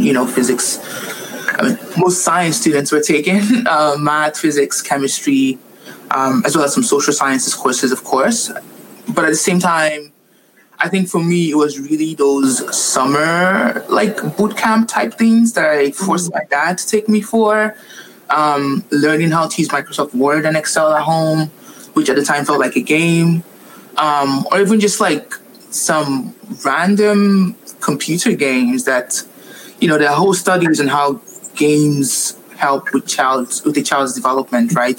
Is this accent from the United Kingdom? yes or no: no; Nigeria; also born or lived in Montreal, Canada; now in Vancouver, Canada; I am Nigerian, born and raised